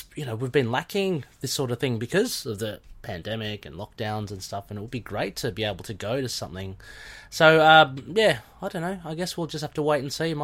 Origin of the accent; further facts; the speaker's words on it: Australia; I'm Aussie